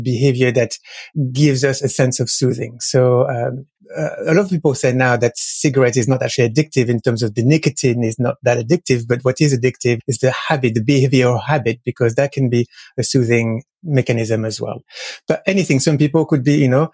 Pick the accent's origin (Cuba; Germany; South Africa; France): France; moved away; I am French. So I grew up in France.